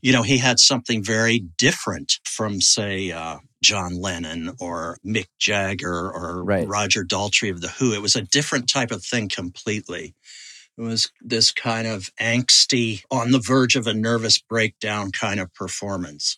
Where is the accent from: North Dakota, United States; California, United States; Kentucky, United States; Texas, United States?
Kentucky, United States; moved away; also born or lived in Pittsburgh, Pennsylvania / Providence, Rhode Island / New York City; I grew up in Kentucky